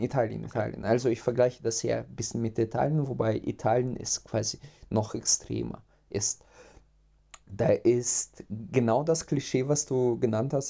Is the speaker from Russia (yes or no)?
yes; Russia; now in Germany; ich komme ja ursprünglich aus Russland